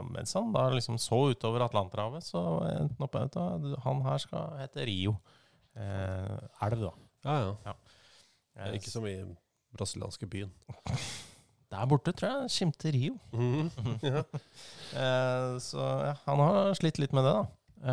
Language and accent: Norwegian; Molde, Møre og Romsdal, Norway; born there; Jeg er født på Molde sykehus.